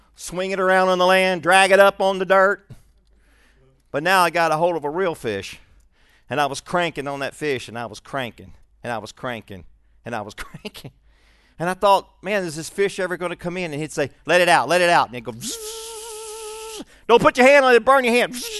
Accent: Shreveport, Louisiana, United States; also born or lived in Birmingham; I was born in Shreveport most of my young life, and I lived in Birmingham for a while and then back to Shreveport in the sixth grade.

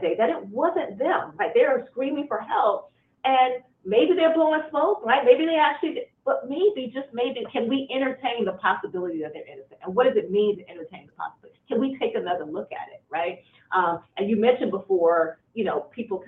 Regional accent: Detroit, Michigan, United States; I was raised in inner city Detroit. I'm a first generation lawyer. I grew up in Detroit in the 70s and 80s

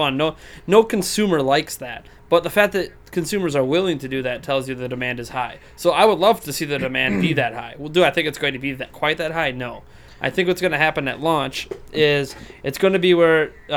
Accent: United States; I'm an American

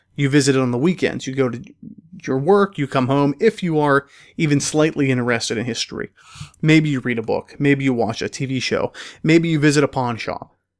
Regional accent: Pennsylvania, United States; my home state of Pennsylvania. In fact, uh, some of them in the county in which I grew up

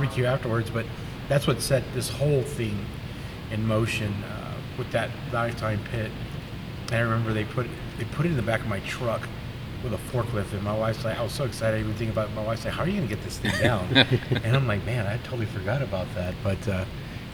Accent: Uvalde, Texas, United States; I grew up in Uvalde, Texas

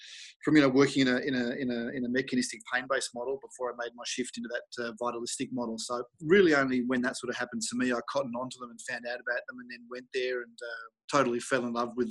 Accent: Melbourne, Victoria, Australia; moved away as an adult; also born or lived in United States; now in Germany; growing up in Melbourne in Australia

